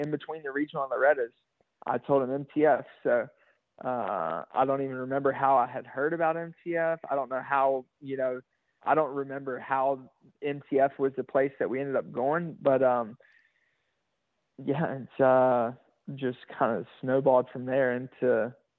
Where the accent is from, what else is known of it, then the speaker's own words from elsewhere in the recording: North Carolina, United States; we're both from North Carolina